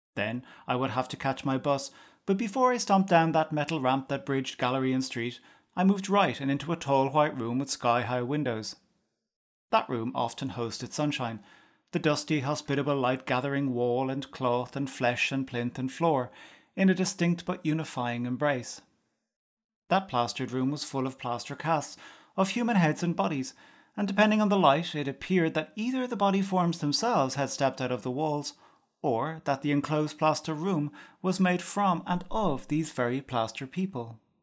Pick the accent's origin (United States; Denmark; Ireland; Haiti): Ireland; outside Cork, Munster; Growing up outside Cork but schooling in the city, at each day's end I would walk from school to station to get home